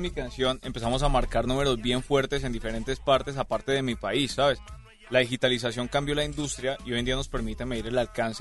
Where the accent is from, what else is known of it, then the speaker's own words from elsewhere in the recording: Colombia; soy un colombiano